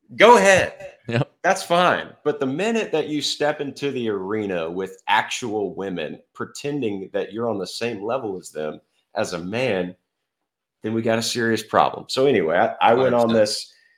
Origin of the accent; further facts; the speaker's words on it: Fort Worth, Texas, United States; also born or lived in Baton Rouge, Louisiana; I grew up in Fort Worth, Texas. Still live here.